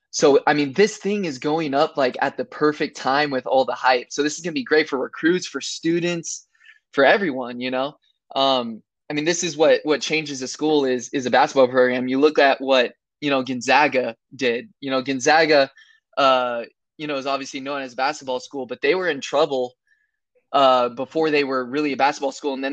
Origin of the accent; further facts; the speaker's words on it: Camarillo, California, United States; now in Abilene, United States; I came here from Camarillo, California, which is